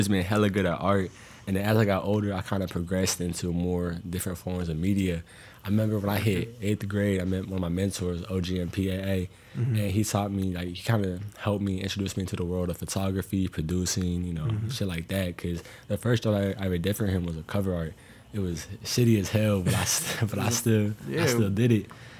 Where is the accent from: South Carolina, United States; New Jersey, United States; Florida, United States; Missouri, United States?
Florida, United States; Tampa; moved away; I'm from Florida originally, and then I moved up here